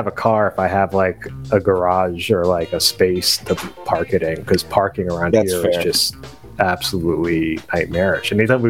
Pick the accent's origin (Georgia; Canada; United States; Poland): United States; New York; growing up as a New Yorker